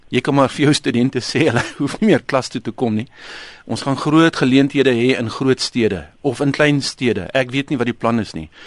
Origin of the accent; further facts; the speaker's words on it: South Africa; as Suid-Afrikaners